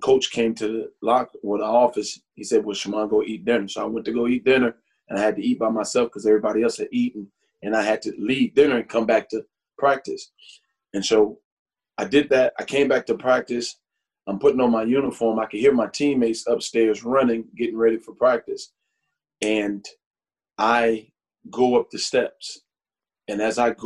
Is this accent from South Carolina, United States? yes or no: yes; South Carolina, United States; also born or lived in New York; I grew up in South Carolina.